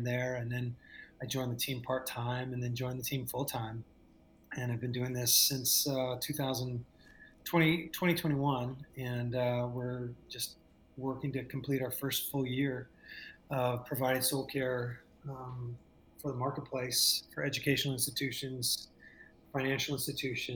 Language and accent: English; Southern California, United States; moved away as an adult; also born or lived in San Jose; I moved from Southern California, where, you know, you and I both were raised, and up to the Bay Area